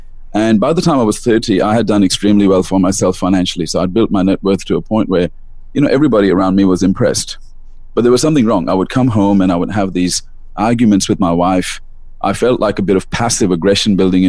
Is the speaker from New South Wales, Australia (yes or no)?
no; Melbourne, Victoria, Australia; also born or lived in India; I live in Melbourne, Australia. I was born in India and I moved to Australia when I was very young.